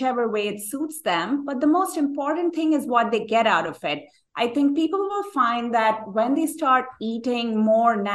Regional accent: India; moved away as an adult; also born or lived in New York City; now in United States; I grew up in India

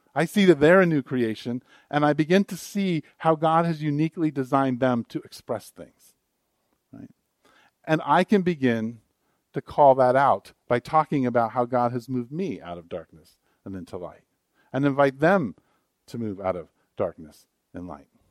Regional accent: United States; an American. I was born in America

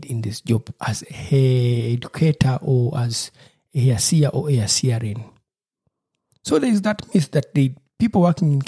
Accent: Uganda; moved away; from my home country in Uganda

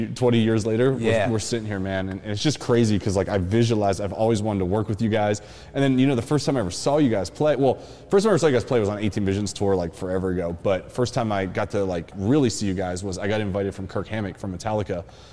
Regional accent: Avella, Pennsylvania, United States; So growing up in Pittsburgh, PA, I grew up in a really small town outside of Pittsburgh called Avella, PA.

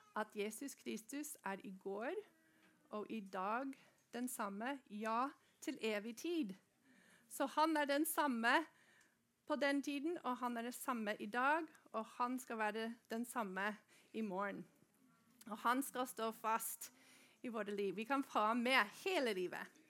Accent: Norway; vi i Norge, vi får lov til å gå på skole

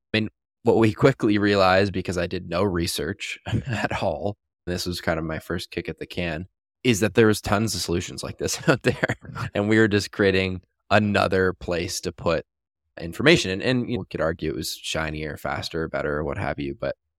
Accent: Canada; now in Las Vegas, United States; I'm from Canada originally, currently live in Las Vegas. And back in Canada

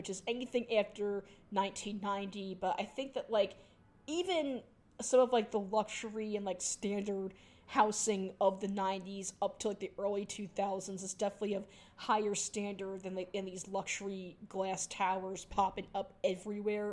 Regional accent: New York City, New York, United States; my hometown's, skyline

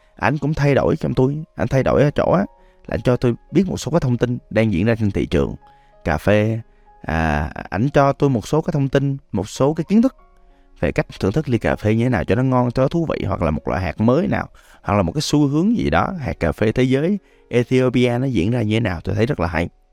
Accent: Da Lat, Lam Dong, Vietnam; now in Ho Chi Minh City, Vietnam; Đà Lạt còn là quê tôi nữa

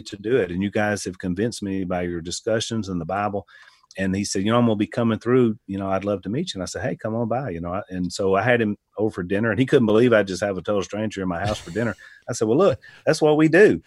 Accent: United States; as an American

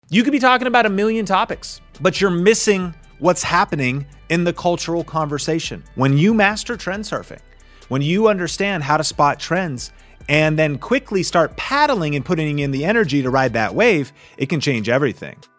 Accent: Seattle, Washington, United States; I grew up in the Northwest, so skateboarding and snowboarding was my thing

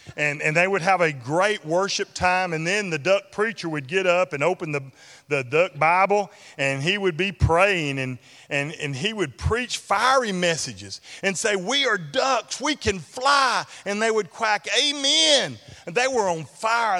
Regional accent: Ashland, United States; my hometown of Ashland

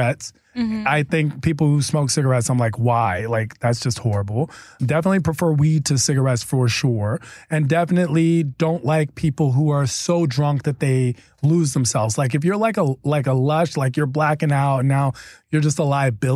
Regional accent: East Coast, United States; I'm from the East Coast, so we know Boston pretty decent

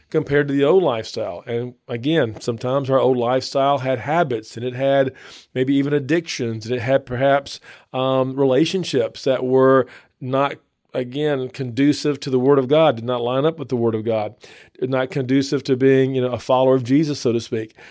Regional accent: Northeast Texas, United States; moved away as an adult; now in Baton Rouge, United States; I grew up in Northeast Texas and moved to Baton Rouge, um, fresh out of college.

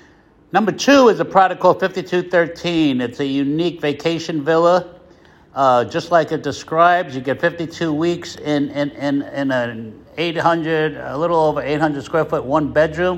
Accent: New York, United States; moved away as an adult; now in Placencia, Belize; I'm from New York originally

